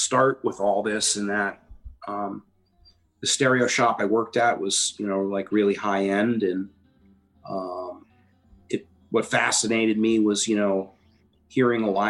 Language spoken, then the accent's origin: English; Connecticut, United States; Growing up in Connecticut, and my family was just kind of sheltered